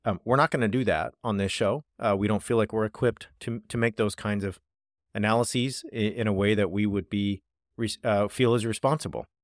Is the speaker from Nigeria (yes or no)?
no; United States; also born or lived in United Kingdom; I am American